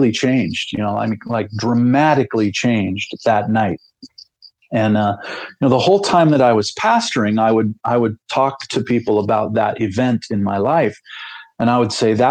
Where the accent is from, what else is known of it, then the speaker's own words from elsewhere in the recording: Salt Lake City, Utah, United States; moved away as an adult; also born or lived in Central California; we moved to Utah when I was 9 years old.